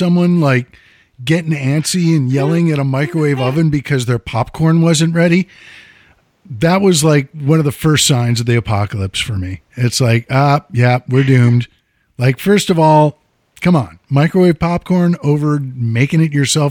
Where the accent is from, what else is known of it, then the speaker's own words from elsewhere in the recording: United States; I'm an American